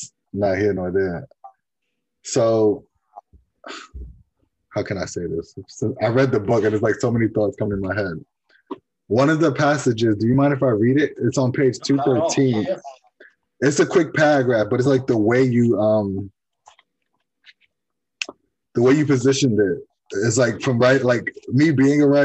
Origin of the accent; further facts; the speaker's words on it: New York, United States; Me growing up in New York, I'm maybe 40 minutes away from the Five Boroughs